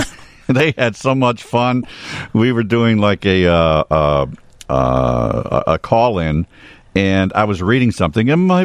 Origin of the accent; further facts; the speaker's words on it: Chicago, Illinois, United States; I was born and raised in Chicago.